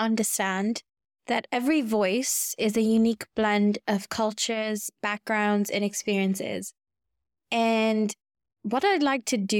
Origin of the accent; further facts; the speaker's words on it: Kenya; So, you see, I was born and raised in Kenya, and I've lived in Kenya for 20 years. But for some strange reason, I don't have a Kenyan accent.